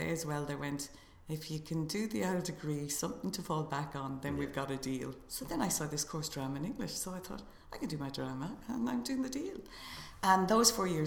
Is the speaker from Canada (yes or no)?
no; Galway, Connacht, Ireland; I was from Galway